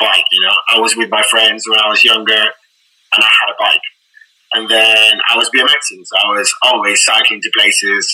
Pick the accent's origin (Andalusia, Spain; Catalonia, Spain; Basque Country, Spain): Andalusia, Spain; Cádiz; moved away as an adult; also born or lived in Croydon, London; now in London, United Kingdom; I'm originally from Spain, but I've been living in the UK for the last 10 years